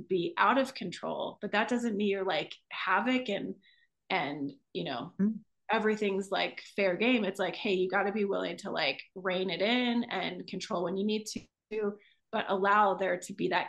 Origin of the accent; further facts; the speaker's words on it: Midwest, United States; I grew up in the Midwest